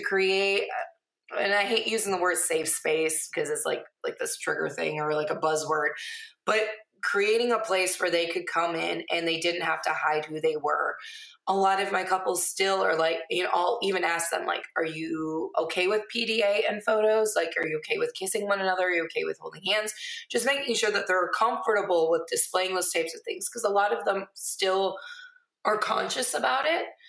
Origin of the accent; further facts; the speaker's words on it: Millington, Michigan, United States; moved away; also born or lived in Lapeer, Michigan / Onaway, Michigan; grew up, graduated from Millington.